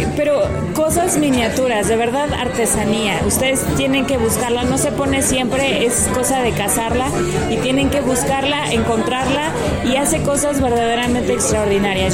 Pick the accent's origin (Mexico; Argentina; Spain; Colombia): Mexico; esa cultura que tenemos como mexicanos